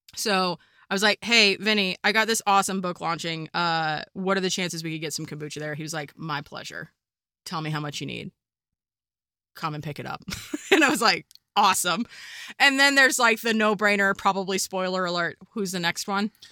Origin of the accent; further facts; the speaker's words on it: Kansas, United States; first language English; moved away; also born or lived in California / Colorado; I come from Kansas where there are no mountains. I moved to California